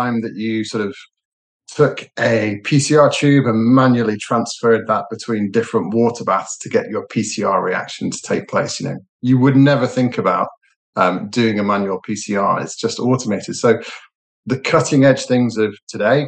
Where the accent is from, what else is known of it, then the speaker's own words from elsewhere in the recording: Liverpool, North West England, United Kingdom; now in Manchester, United Kingdom; Actually, I was born in Liverpool